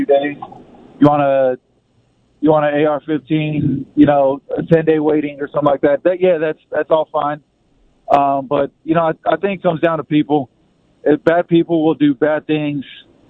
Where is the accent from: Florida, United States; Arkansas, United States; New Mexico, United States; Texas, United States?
Texas, United States; South; I'm from South Texas, actually, just a couple hours south of San Antonio